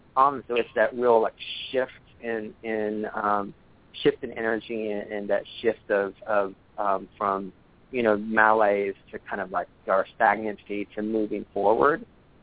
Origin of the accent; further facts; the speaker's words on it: Dallas, Texas, United States; And where I come from, excuse me, I'm a Southern boy. I was born and raised in Dallas, and I grew up in a couple of different tarot houses, like some in Dallas.